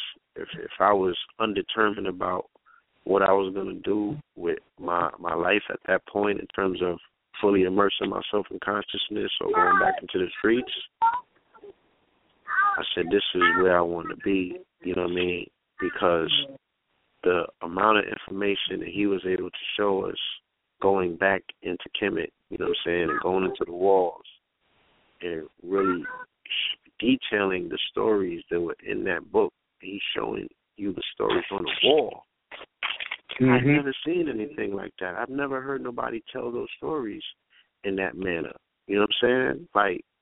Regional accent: New York City, New York, United States; I'm from Flatbush

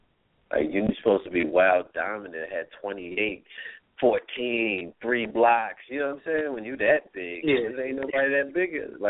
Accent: New York, United States; Yeah, I'm from New York.

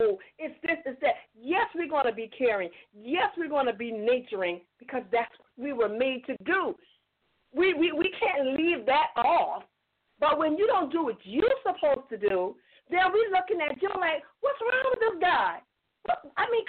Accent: Charleston, South Carolina, United States; I'm from Charleston. I'm from Charleston, South Carolina

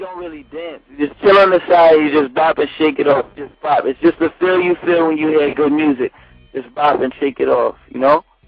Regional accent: New York City, New York, United States; I grew up on um, White Plains Road. That's like the ah. far north north side

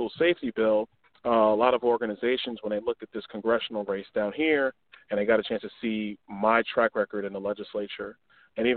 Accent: New York City, New York, United States; moved away; I was born, actually, specifically Kings County Hospital, East Flatbush. I grew up in Crown Heights, Brooklyn.

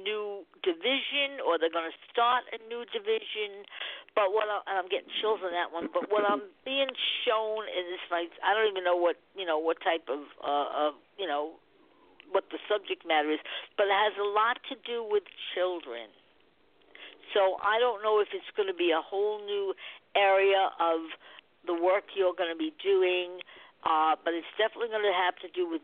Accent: Long Island, New York, United States; I'm a Long Islander

